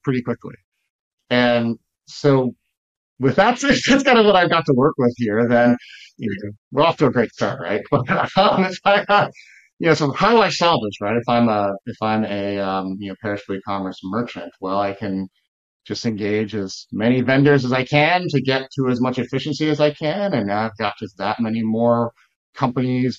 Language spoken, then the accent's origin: English; Texas, United States; now in Chicago, United States; I grew up in Texas